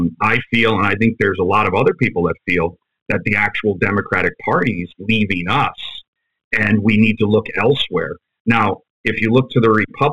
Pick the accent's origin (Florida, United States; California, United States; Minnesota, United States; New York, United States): New York, United States; New York City; moved away; also born or lived in Fairfield, Connecticut / West Haven, Connecticut / New Haven, Connecticut / South Korea; I'm from Ozone Park. I was brought up in Ozone Park. That's a part of Queens. My family moved around. We moved from that area, and we ended up going to Fairfield, Connecticut area, West Haven, New Haven, Connecticut area